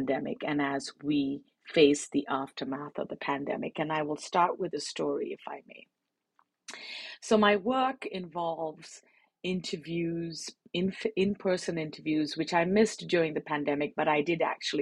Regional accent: India; moved away; also born or lived in United Kingdom / Washington, D.C., United States; I actually was born and raised in India. So it's a return after 30 years

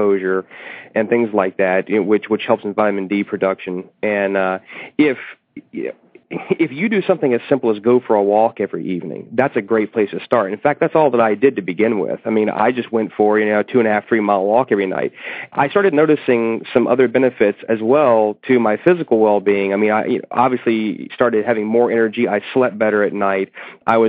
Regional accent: United States; we as Americans

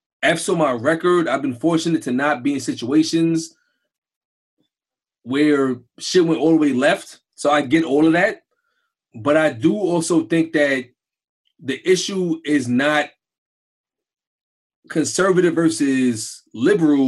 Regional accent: New York City, New York, United States; I grew up in Brownsville and Crown Heights without nothing.

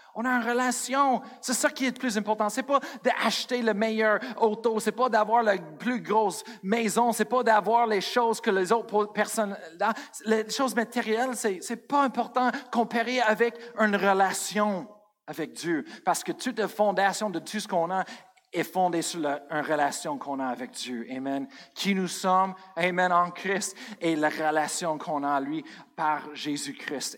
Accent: Colorado, United States; moved away; je viens de Colorado.

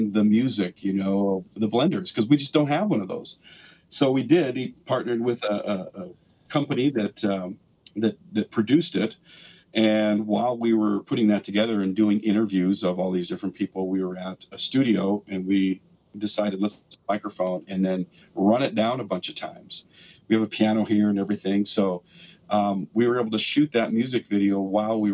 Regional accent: West Fargo, North Dakota, United States; I grew up in West Fargo

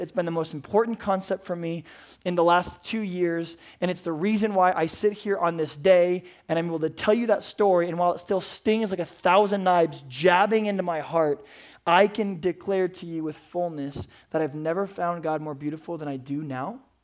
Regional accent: United States; as an American man

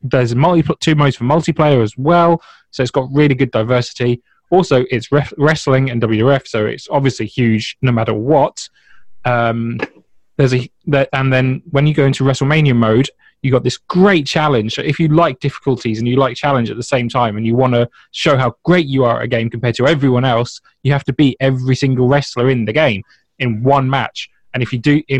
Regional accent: United Kingdom; As a British guy

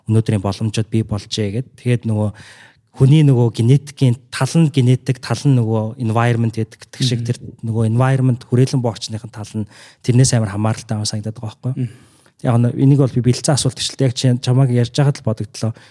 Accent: Ulaanbaatar, Mongolia; also born or lived in United States; би чинь ингээд Улаанбаатар хотод төрж өсөхдөө хотын төвд өссөн юм байна.

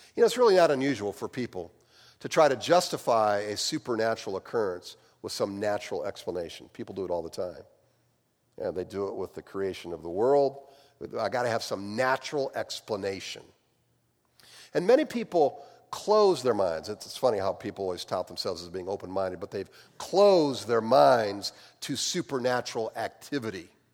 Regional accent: Midwest, United States; accent: Midwestern; my Midwestern accent

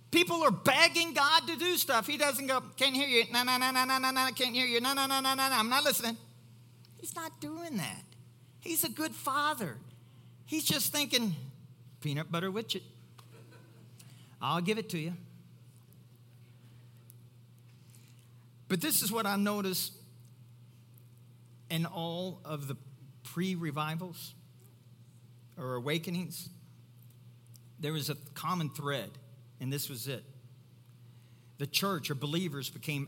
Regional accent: Kentucky, United States; I'm from Kentucky

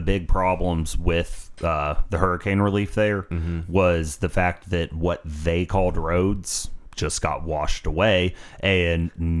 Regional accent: United States; growing up in America

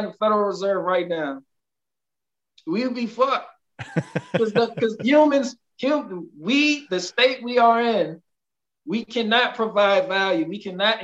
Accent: United States; I'm American first

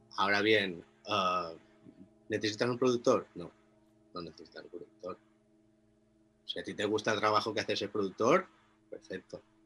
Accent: Inca, Balearic Islands, Spain; moved away as an adult; now in Biniamar, Spain; yo soy de Inca, de un pueblo un poco más grande y y el cambio fue hace 11 años

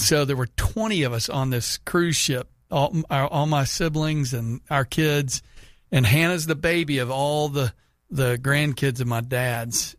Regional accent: Houston, Texas, United States; moved away; Houston, so my hometown

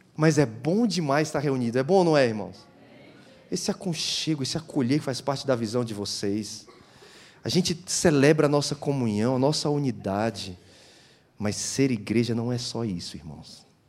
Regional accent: Guarulhos, São Paulo, Brazil; also born or lived in Fortaleza, Ceará; now in Itajaí, Brazil; Eu morei em Guarulhos, minha infância. Toda a minha infância morei em Guarulhos.

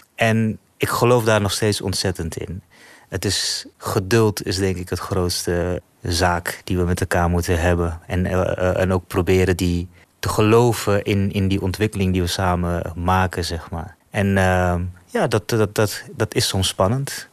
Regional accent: Netherlands; also born or lived in Suriname; Ik ben hier in Nederland opgegroeid, sinds mijn derde.

